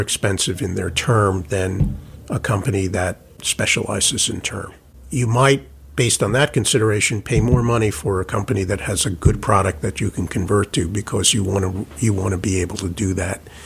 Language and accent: English; New York, United States; as a New Yorker